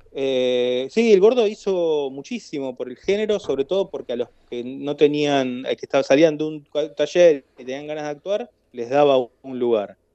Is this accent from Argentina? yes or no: yes; Argentina; moved away as an adult; now in Barcelona, Spain; como argentino